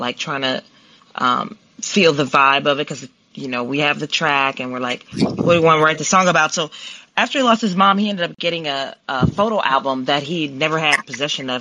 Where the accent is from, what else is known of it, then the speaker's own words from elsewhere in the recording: Columbus, Ohio, United States; accent: southern twang; also born or lived in Milwaukee, Wisconsin; now in Los Angeles, United States; I'm originally from Columbus, Ohio. Um, moved to Milwaukee, Wisconsin, and that's where I met Charles. And then we moved here about a year